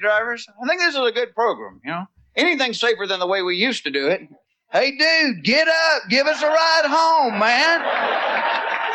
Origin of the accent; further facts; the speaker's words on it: the South, United States; accent: Southern; I am from the South.